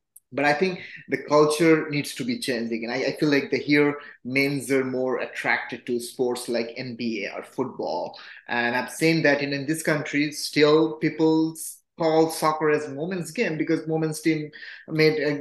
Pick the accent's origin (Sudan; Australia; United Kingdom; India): India; now in United States; my home country, because I'm originally from India